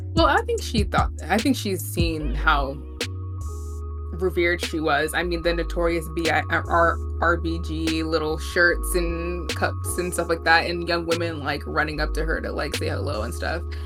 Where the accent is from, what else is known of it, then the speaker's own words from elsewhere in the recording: New York City, New York, United States; We're both from Brooklyn